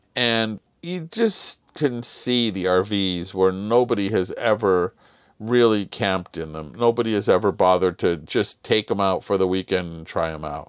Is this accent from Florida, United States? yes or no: no; Los Angeles, California, United States; we grew up in Southern California in L